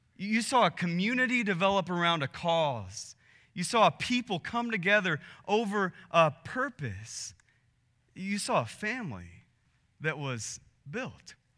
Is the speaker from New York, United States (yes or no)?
no; Texas, United States; we're from Texas